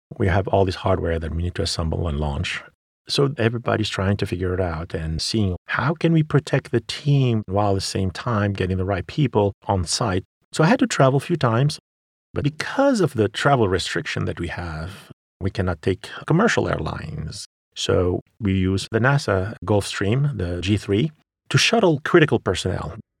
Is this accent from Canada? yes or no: no; Sfax, Sfax Governorate, Tunisia; moved away; I grew up in Tunisia, in Sfax